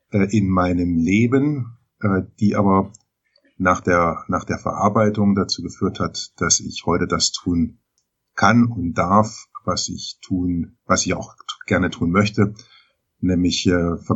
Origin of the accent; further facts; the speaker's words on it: Baden-Baden, Baden-Württemberg, Germany; Ich komme geografisch her, hier aus dem Raum Baden-Baden.